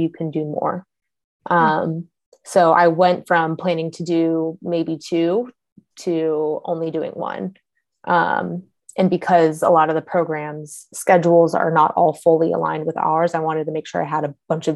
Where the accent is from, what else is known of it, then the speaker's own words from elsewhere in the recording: California, United States; now in Cincinnati, United States; I'm from California